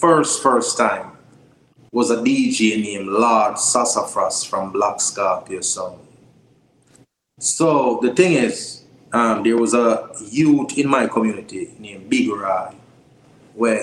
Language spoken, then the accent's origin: English; Kingston, Jamaica; also born or lived in St. Mary, Jamaica; I grew up in Jonestown, Trenchtown, Augustown, but I was born in St. Mary